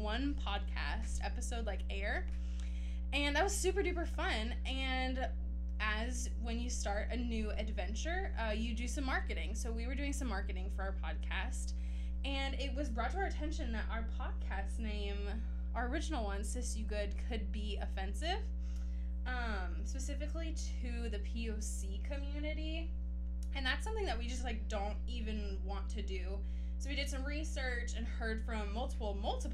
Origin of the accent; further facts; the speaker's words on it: Clearwater, Florida, United States; I grew up in Clearwater, Florida.